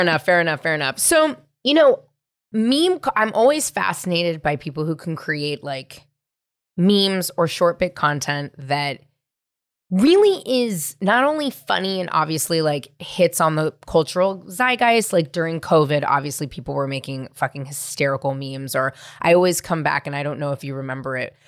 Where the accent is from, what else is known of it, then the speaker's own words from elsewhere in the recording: San Francisco, California, United States; also born or lived in Marin County; I grew up in the city. I grew up in San Francisco.